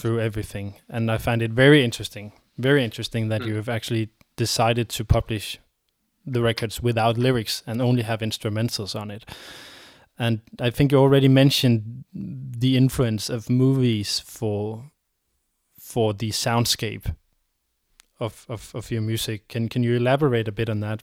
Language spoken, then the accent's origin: English; Denmark; a pure purely raised Dane